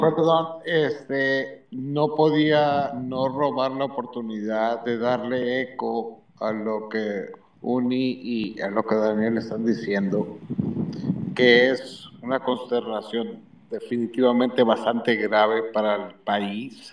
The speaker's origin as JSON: {"language": "Spanish", "country": "Mexico", "moved": "yes", "lives_now": "United States", "said": "Yo soy un mexicano que vive en Estados Unidos"}